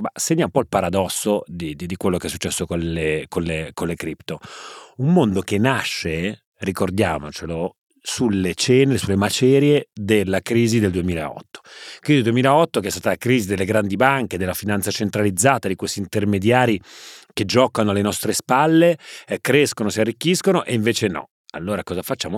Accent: Genoa, Liguria, Italy; da buon genovese

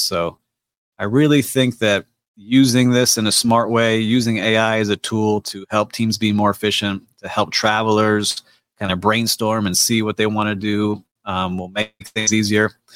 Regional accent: Miami, Florida, United States; my hometown, Miami, and Miami Beach

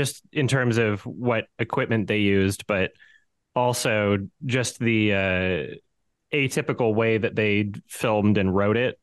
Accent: Edmonton, Alberta, Canada; Growing up in Edmonton

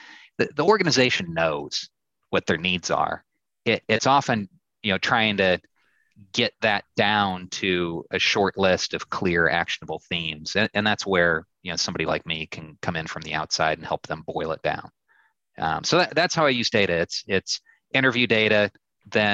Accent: Illinois, United States; I'm from the Midwest. I'm from Illinois.

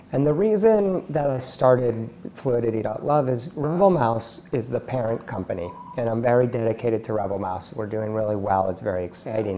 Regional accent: Palo Alto, California, United States; also born or lived in Mexico City, Mexico; I grew up in Palo Alto in the Silicon Valley

